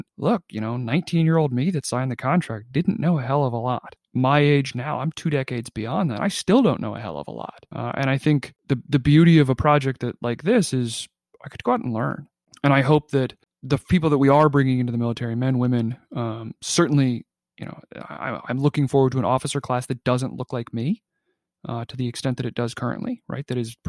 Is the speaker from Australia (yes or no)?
yes; Australia; And clearly, you know, being an Aussie, like that's baked into your national identity, is that experience.